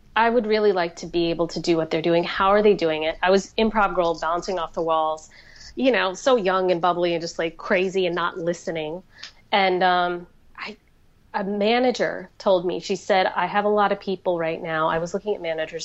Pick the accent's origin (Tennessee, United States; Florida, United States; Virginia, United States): Florida, United States; the community I grew up around in Florida